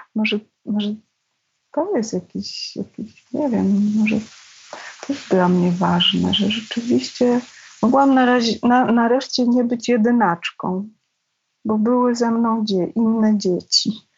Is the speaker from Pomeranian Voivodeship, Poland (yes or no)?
no; Pabianice, Łódź Voivodeship, Poland; moved away as an adult; Nie mieliśmy łazienki, to było w Pabianicach, w kamienicy starej